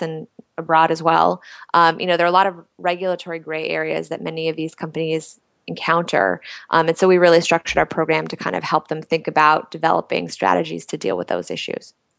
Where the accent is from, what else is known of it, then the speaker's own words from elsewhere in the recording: Washington, District of Columbia, United States; moved away as an adult; also born or lived in New York; I grew up in Washington D.C.